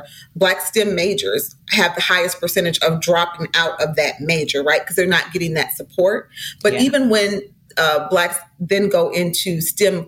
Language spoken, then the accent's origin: English; St. Paul, Minnesota, United States; I was raised in St. Paul, Minnesota, in the 70s